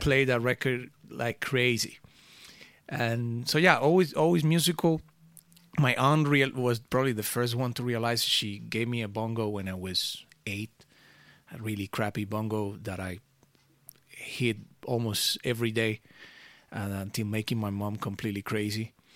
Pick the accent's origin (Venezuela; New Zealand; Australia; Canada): Venezuela; now in Amsterdam, Netherlands; I grew up in Venezuela